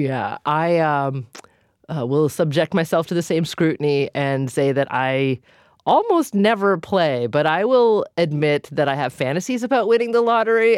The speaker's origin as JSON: {"language": "English", "region": "Massachusetts", "country": "United States", "tie": "born or raised there", "said": "my home state of Massachusetts"}